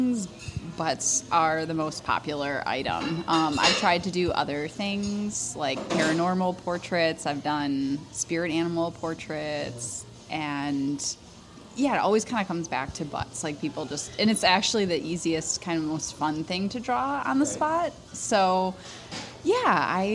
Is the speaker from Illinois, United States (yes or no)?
yes; a suburb of Chicago, Northern Illinois, United States; moved away as an adult; now in Madison, United States; I am from Northern Illinois